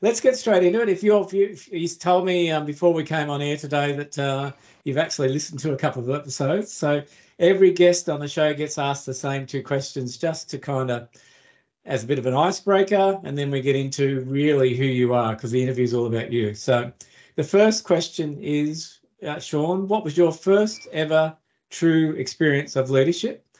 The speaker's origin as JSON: {"language": "English", "country": "Australia", "tie": "born or raised there", "said": "I grew up in Australia, but my ancestors were First Fleeters"}